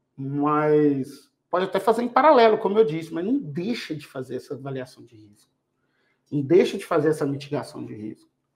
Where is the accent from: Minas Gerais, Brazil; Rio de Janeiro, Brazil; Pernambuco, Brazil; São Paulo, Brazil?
Minas Gerais, Brazil; eu sou mineiro